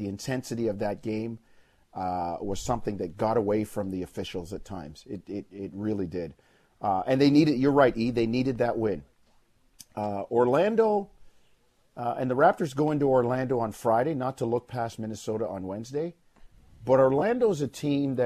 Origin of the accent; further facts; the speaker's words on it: Jamaica; now in Canada; I was born in Jamaica, but I live in Canada. I'm a Canadian.